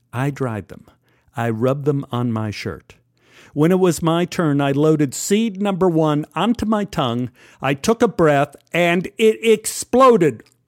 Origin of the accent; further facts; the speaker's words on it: Texas, United States; moved away; And I grew up in Texas